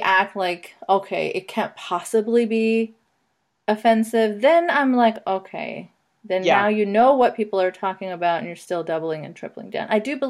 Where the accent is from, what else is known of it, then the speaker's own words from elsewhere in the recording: Saudi Arabia; growing up in Saudi Arabia, I can tell you that at best, you don't know anything about anti-Semitism. At worst, you are, you know, raised in it.